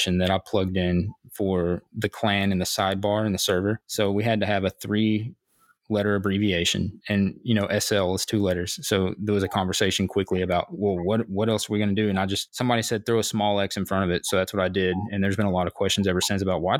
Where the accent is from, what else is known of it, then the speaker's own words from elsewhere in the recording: United States; I'm American